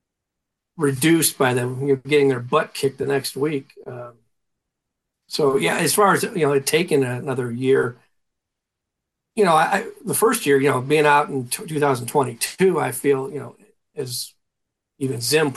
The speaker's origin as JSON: {"language": "English", "town": "Cleveland", "region": "Ohio", "country": "United States", "moved": "yes", "said": "I was from Cleveland"}